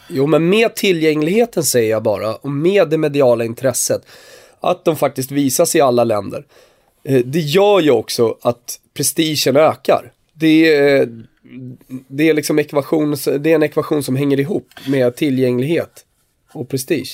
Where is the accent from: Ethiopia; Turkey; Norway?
Turkey; now in Sweden; nu kommer jag ju från Turkiet